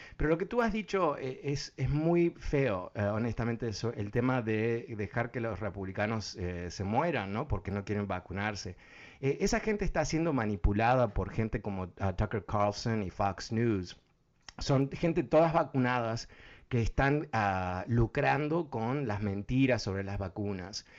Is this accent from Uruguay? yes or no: yes; Uruguay; Yo soy uruguayo.